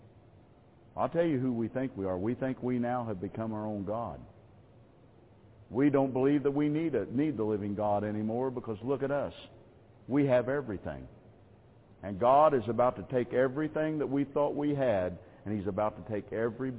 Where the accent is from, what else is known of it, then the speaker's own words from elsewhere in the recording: United States; I am an American. I live here in this land